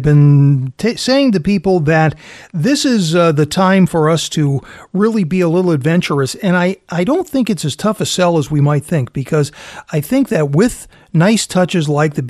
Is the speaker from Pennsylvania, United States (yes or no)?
no; Fall River, Massachusetts, United States